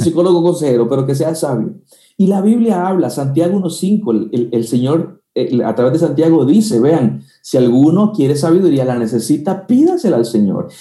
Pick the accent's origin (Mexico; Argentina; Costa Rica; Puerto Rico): Costa Rica; also born or lived in Guatemala; aunque soy tico y nací en Costa Rica, eh, viví en Guatemala unos tres años y ahí estudié teología